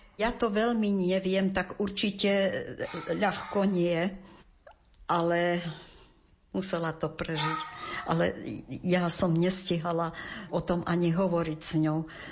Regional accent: eastern Slovakia, Slovakia; moved away as an adult; also born or lived in Prešov / Sása; Veď keď som zmaturovala, tak som z východu chcela odísť

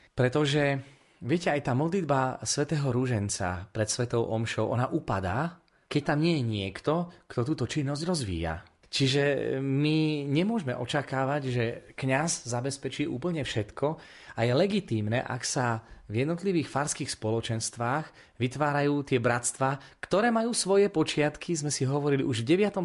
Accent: Prešov Region, Slovakia; u nás na Spiši

